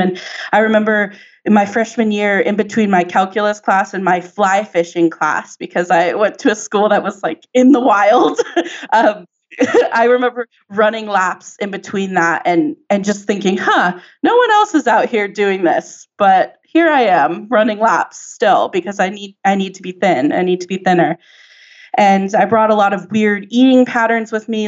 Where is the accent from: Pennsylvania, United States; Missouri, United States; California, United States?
California, United States; San Diego; I grew up in San Diego